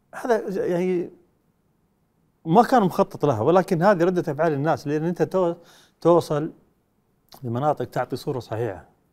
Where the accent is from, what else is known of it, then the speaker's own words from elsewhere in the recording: Saudi Arabia; احنا كشعب سعودي